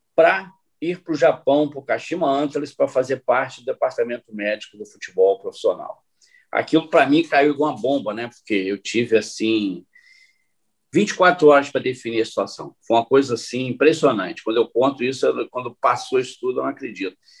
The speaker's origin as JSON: {"language": "Portuguese", "country": "Brazil", "also_born_or_lived": "Japan", "moved": "as an adult", "said": "éramos quatro brasileiros"}